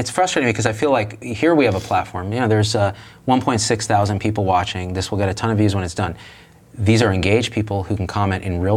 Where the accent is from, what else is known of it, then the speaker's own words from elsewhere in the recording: Clovis, California, United States; I grew up in Clovis, California, Central Valley of California